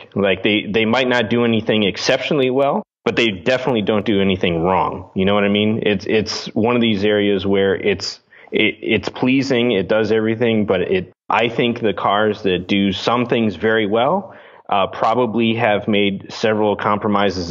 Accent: Chicago, Illinois, United States; also born or lived in Interlochen, Michigan; Me and my brother were raised as musicians. We grew up here in the Chicago area

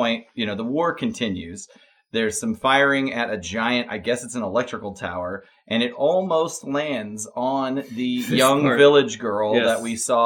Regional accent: United States; I'm American.

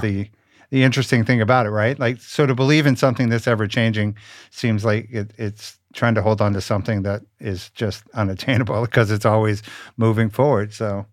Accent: Richmond, Virginia, United States; moved away; I'm originally from Richmond, Virginia

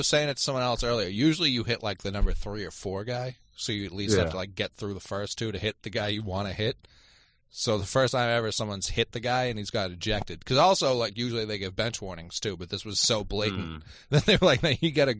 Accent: New England, United States; Growing up in New England

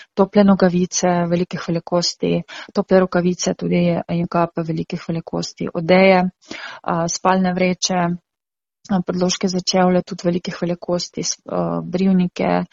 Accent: Ukraine; now in Slovenia; смо сами украинцы, которые живем тукай в Словении

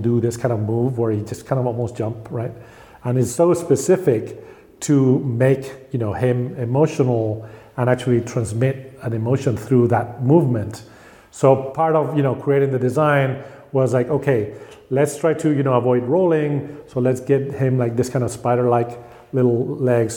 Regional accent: Spain; I felt I grew up in Spain

